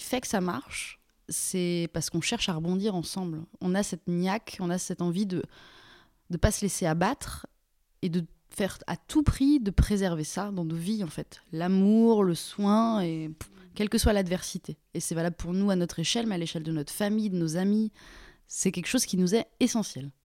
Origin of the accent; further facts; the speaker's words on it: Lyon region, Auvergne-Rhône-Alpes, France; also born or lived in Mulhouse / Toulouse / Paris; now in Vexin, France; j'ai grandi en région lyonnaise